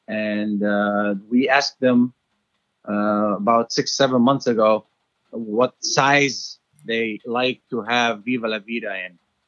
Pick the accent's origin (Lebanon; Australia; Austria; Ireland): Lebanon; now in United States; We came from Lebanon.